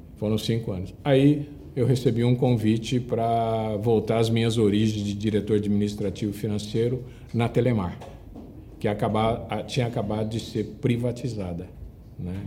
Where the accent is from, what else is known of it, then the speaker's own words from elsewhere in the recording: Andradina, São Paulo, Brazil; moved away as an adult; now in São Paulo, Brazil; passei minha infância, como disse, na minha cidade natal, em Andradina, né, interior de São Paulo